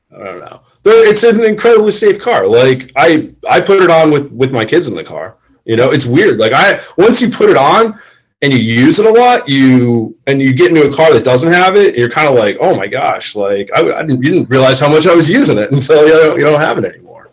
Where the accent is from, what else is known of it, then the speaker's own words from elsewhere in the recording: Florida, United States; I'm from Florida, born and raised